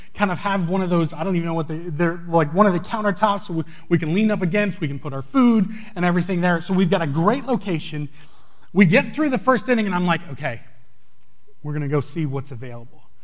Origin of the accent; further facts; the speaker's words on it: New England, United States; moved away; I grew up in New England